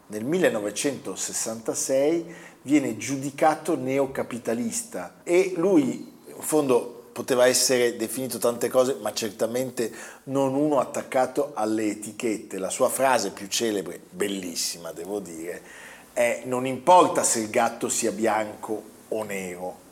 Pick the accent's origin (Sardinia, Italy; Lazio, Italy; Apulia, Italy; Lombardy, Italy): Lombardy, Italy; Milan; da milanesi